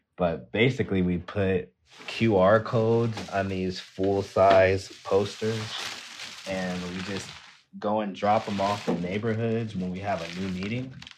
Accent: Moreno Valley, California, United States; where I grew up in Moreno Valley

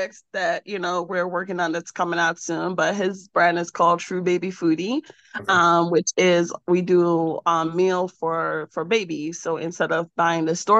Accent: Jamaica; I was born and raised in Jamaica.

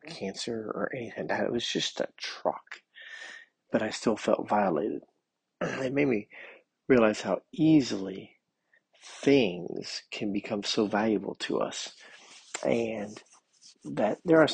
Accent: United States; I'm living here in America as an American

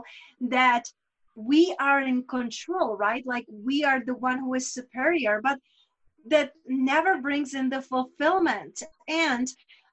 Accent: Czechia; first language Czech; English is a second language; my native language in Czech

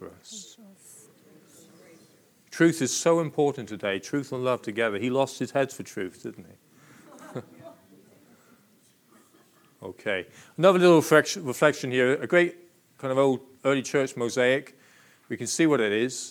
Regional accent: Plymouth, South West England, United Kingdom; I was born and bred in Plymouth

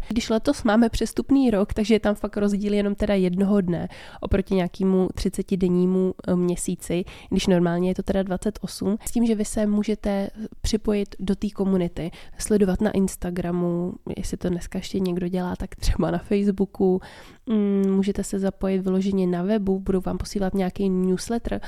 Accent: Czechia; My asi fakt jako Češi

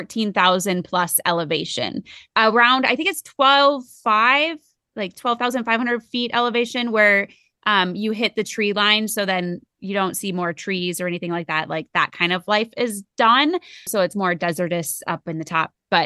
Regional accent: Minnesota, United States; now in Colorado, United States; I know from Minnesota, it was like, we were at sea level, we were 500 feet. So coming here into Colorado has been a huge adjustment.

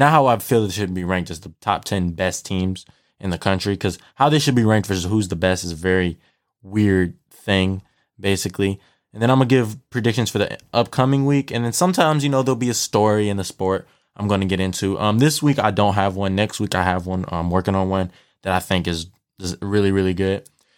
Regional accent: Detroit, Michigan, United States; I'm from Detroit, Michigan. I'm a huge Lions, Michigan, all that. I'm a Detroit fan, and then for college, I'm a Michigan fan.

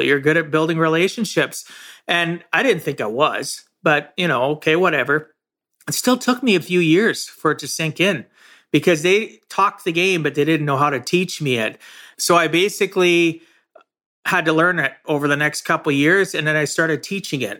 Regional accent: Camarillo, California, United States; I grew up in Camarosa, small farming community

